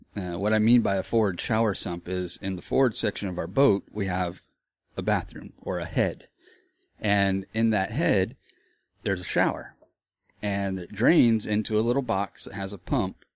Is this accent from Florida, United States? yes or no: yes; Florida, United States; moved away; also born or lived in Texas; I grew up in Florida